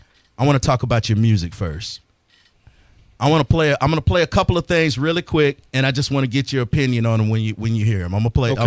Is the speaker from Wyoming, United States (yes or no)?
no; Tallahassee, Florida, United States; also born or lived in Tampa, Florida / Fort Myers, Florida; I am a native Floridian. I was born in Tampa and reborn in Tampa, but I grew up in Tallahassee.